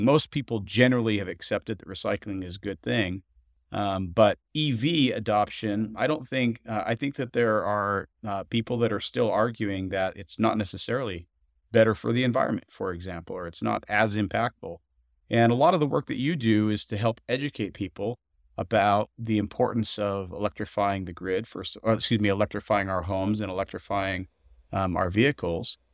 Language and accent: English; Montana, United States; I grew up, uh, surrounded by outdoorsmen in Montana